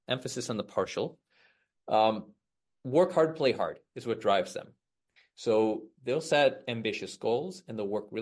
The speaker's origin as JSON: {"language": "English", "town": "Chicago", "region": "Illinois", "country": "United States", "said": "I'm from Chicago, the outside of Chicago here."}